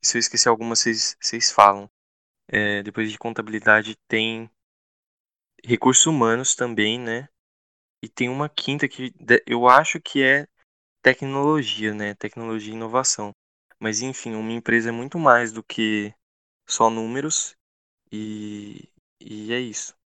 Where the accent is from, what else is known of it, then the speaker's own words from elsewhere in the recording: interior of Goiás, Brazil; moved away as an adult; now in Sorocaba, Brazil; eu sou do interior de Goiás